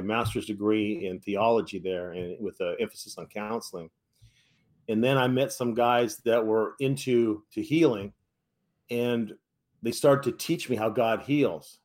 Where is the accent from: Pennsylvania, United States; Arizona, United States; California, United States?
California, United States; San Francisco Bay Area; I'm from the San Francisco Bay Area